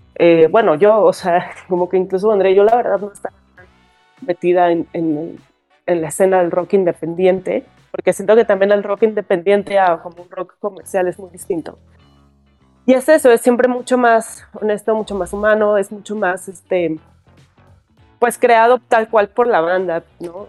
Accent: Mexico City, Mexico; soy de la Ciudad de México, soy guitarrista

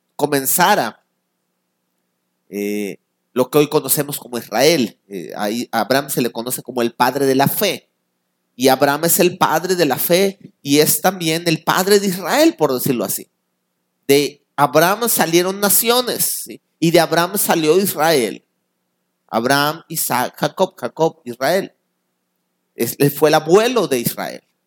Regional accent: Mexico

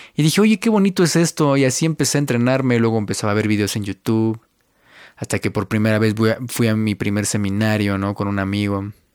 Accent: Mexico; Yo soy de México, yo vivo yo nací en México y ahorita estoy viviendo igual en México.

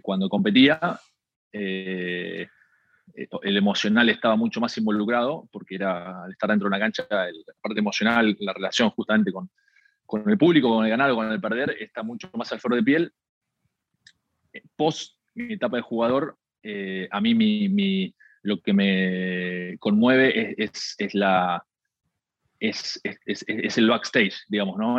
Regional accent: Argentina; nosotros, no sé, en Argentina comemos tarde

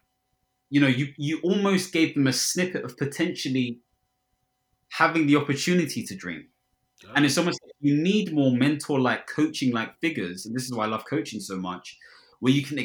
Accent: Ghana; I'm Ghanaian

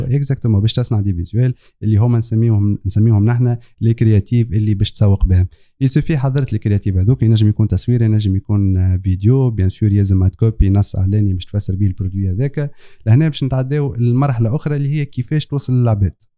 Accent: Tunisia; انا من حي الانطلاق

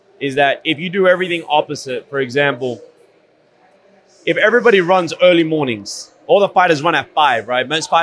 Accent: Sydney, New South Wales, Australia; moved away as an adult; now in Miami, United States; I grew up in Sydney, Australia, born and bred, got into boxing at the age of 12

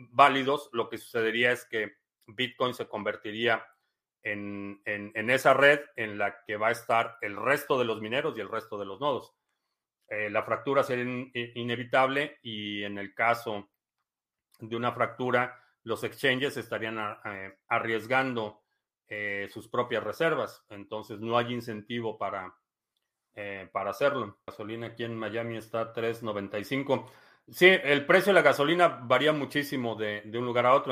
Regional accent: Mexico; moved away; cuando yo crecí en México

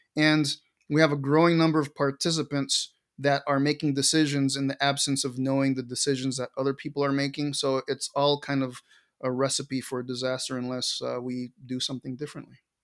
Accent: Caracas, Capital District, Venezuela; moved away; also born or lived in Montana; I grew up in Caracas, Venezuela

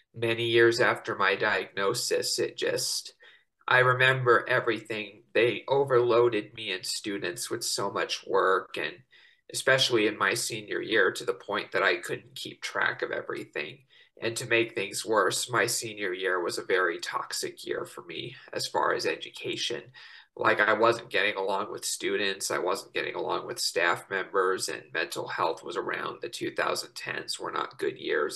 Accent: Estes Park, Colorado, United States; in my hometown of Estes Park, Colorado

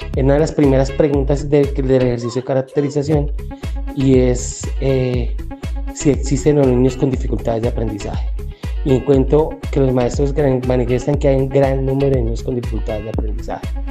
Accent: Bogotá, Colombia; also born or lived in Boyacá; yo nací en Bogotá, pero tengo una formación y unos antepasados de Boyacá

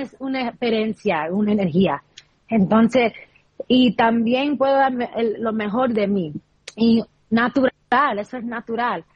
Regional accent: New York, United States; soy de Nueva York

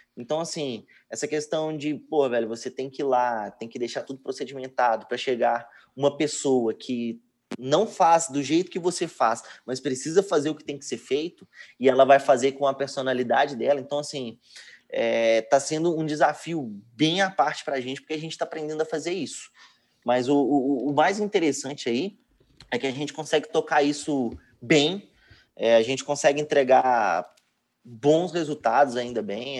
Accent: Betim, Minas Gerais, Brazil; Eu sou de Betim, Minas Gerais

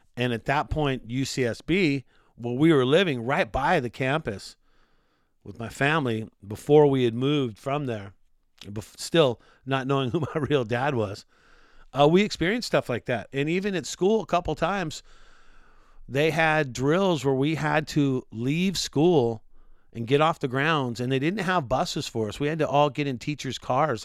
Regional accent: Glendale, California, United States; I was born in, uh, Glendale, Los Angeles in the sixties

